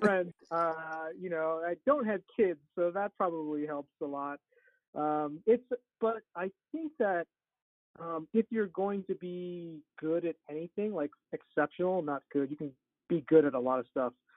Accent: Wyoming, United States; moved away as an adult; also born or lived in Florida; now in Salt Lake City, United States; I actually went to um, to Wyoming to my hometown to practice for a couple years

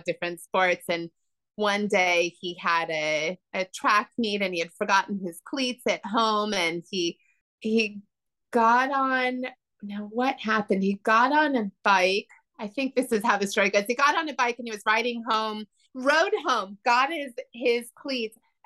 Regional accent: Northern California, United States; now in Sullivan County, New York, United States; I grew up in Northern California

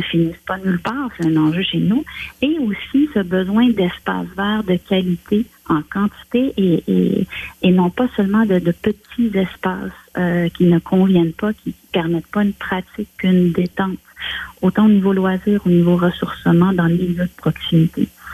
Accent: Saint-Hyacinthe, Quebec, Canada; chez nous à Saint-Hyacinthe

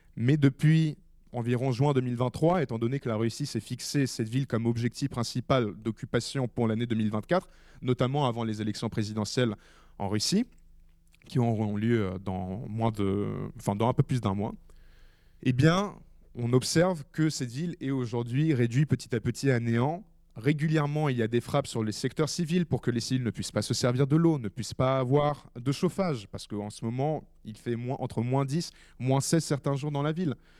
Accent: Ukraine; moved away as an adult; now in France; j'ai vécu en Ukraine pendant 12 ans, ma famille y vit toujours

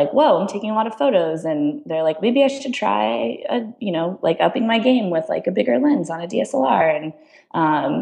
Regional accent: San Diego, California, United States; moved away as an adult; also born or lived in San Luis Obispo; now in San Francisco, United States; I grew up in San Diego in Southern California

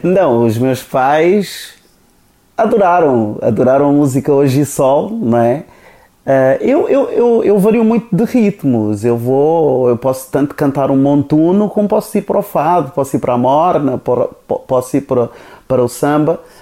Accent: Cape Verde; first language Cape Verdean Creole; Portuguese is a second language; moved away; also born or lived in Portugal; eu também sou cabo-verdiano, não é? Cabo-verdiano, da Ilha do Fogo

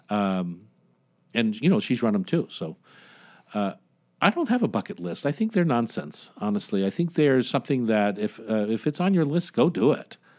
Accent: Delaware, United States; moved away; also born or lived in Washington; my home state of Del-, Delaware

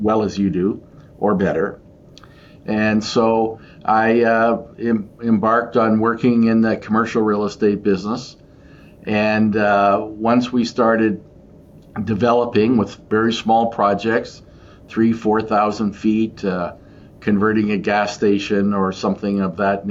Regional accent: Portage la Prairie, Manitoba, Canada; growing up in an agricultural family and a grocery store, corner grocery store, much like your grandfather in a different town in Portage

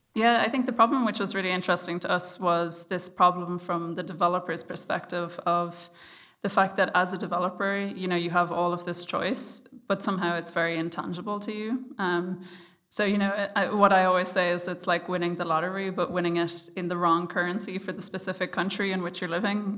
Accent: Ireland; I'm Irish

